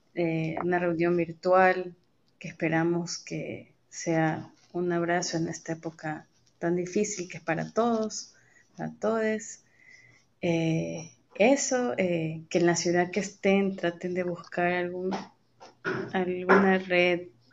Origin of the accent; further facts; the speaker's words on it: Guayaquil, Guayas, Ecuador; now in Riobamba, Ecuador; soy guayaquileña en nacimiento, pero vivo muchos años en Riobamba